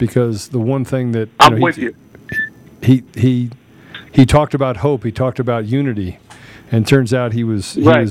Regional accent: Washington, District of Columbia, United States; I grew up in the Washington, D.C. area

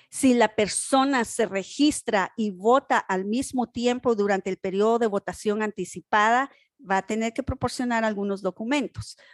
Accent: Guatemala; now in North Carolina, United States; Yo soy de Guatemala

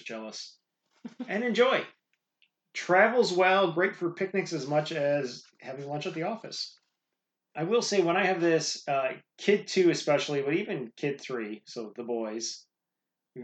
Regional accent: Midwest, United States; I grew up in the Midwest, not far from Chicago.

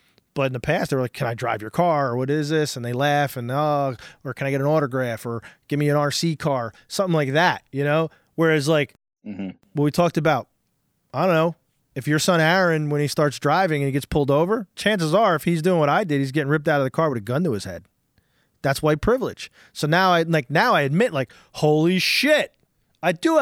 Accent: Irvington, New Jersey, United States; also born or lived in Hillside, New Jersey / Newark, New Jersey; where I grew up in Hillside, Irvington, and Newark, I was the minority

